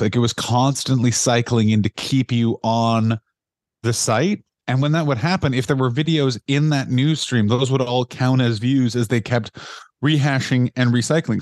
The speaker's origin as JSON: {"language": "English", "country": "Canada", "also_born_or_lived": "London, United Kingdom", "moved": "yes", "said": "I'm Canadian"}